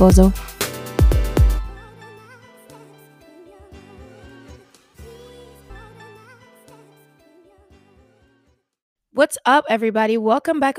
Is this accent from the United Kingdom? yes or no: no; French Guiana; moved away as an adult; now in Oklahoma, United States; I am originally from French Guiana, which is located in South America. I grew up with my mom and my sister